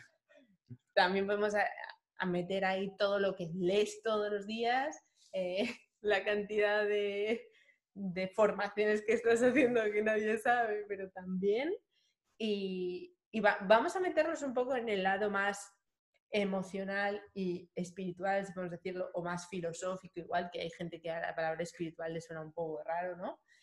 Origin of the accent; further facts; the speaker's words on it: Madrid, Community of Madrid, Spain; moved away as an adult; also born or lived in France / Réunion; yo soy de Madrid